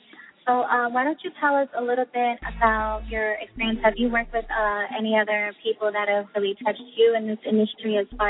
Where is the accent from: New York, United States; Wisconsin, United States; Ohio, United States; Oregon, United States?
New York, United States; Mount Vernon; I am also from Mount Vernon